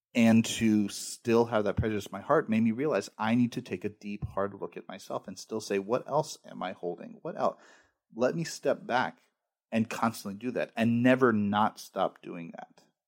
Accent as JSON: {"language": "English", "country": "United States", "said": "I'm an American"}